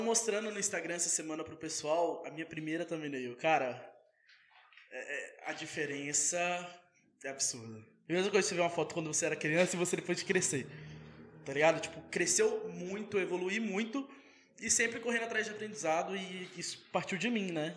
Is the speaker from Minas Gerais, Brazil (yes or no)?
yes; Rodeiro, Minas Gerais, Brazil; also born or lived in Ubá / Paraná; now in Volta Redonda, Brazil; eu sou de rodeiro. Nasci em Ubá, né? Mas sou de rodeiro. Morei minha vida toda em rodeiro